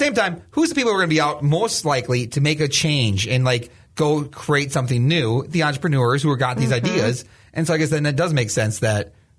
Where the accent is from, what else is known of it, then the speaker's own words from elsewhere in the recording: Springfield, Minnesota, United States; now in Mankato, United States; I grew up in Springfield, which is mm-hmm. Brown County.